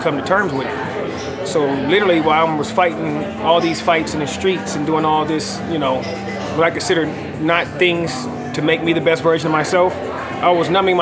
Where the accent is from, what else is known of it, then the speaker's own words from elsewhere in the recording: Los Angeles, California, United States; also born or lived in Orange County, California; I was born in Orange County, California, and raised in South Central Los Angeles. I did most of my early years in South Central Los Angeles and went to my junior high school and high school years in Orange County.